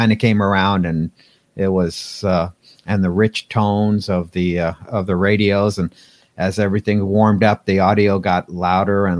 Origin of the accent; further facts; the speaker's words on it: Pasadena, California, United States; I grew up in Pasadena, California